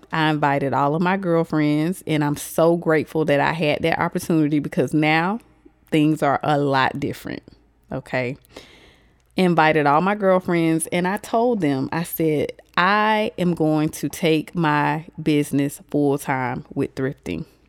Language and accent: English; Augusta, Georgia, United States; I am from Augusta, Georgia.